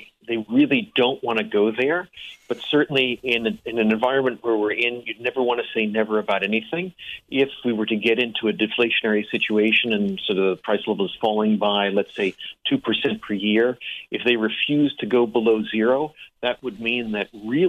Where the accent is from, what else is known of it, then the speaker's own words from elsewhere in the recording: Englewood, New Jersey, United States; born there; And Randy, I was born in Englewood, New Jersey.